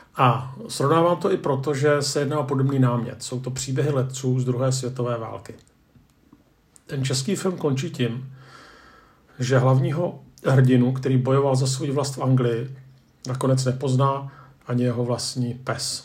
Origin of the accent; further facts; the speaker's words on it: Czechia; Jako Češi